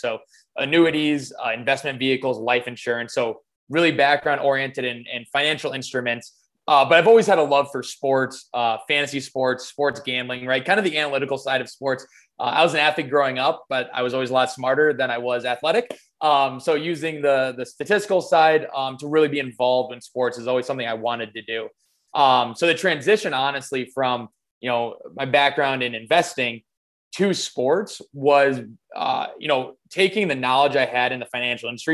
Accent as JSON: {"language": "English", "region": "Midwest United States", "country": "United States", "said": "I'm from the Midwest United States"}